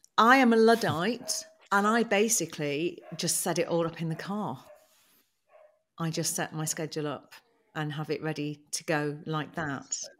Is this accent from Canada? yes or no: no; United Kingdom; We're British